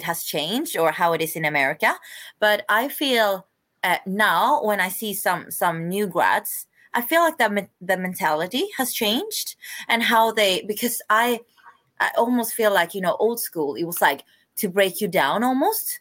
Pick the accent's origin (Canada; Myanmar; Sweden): Sweden; also born or lived in South Korea / London, United Kingdom; I'm adopted from South Korea. So I came to Sweden when I was like 5.5 months. So unfortunately I don't speak any Korean, but yeah, I'm definitely Swedish